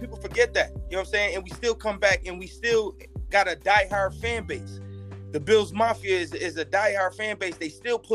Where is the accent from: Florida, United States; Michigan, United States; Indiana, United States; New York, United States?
New York, United States; Buffalo; I'm from Buffalo, man. I'm from the west side of Buffalo